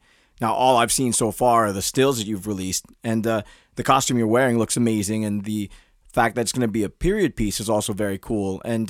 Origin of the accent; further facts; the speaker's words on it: Philippines; I'm Filipino, so I have experienced racism and bullying.